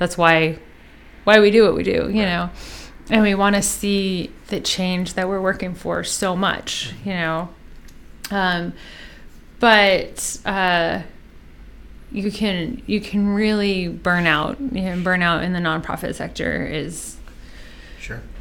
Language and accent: English; Bay Area, near San Francisco, California, United States; moved away as an adult; also born or lived in Eugene, Oregon; now in Seattle, United States; I grew up in the Bay Area of near San Francisco in California, and lived there until the end of high school